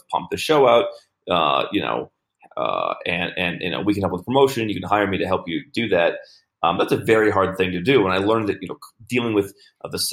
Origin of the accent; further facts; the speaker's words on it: United States; moved away; I grew up in the United States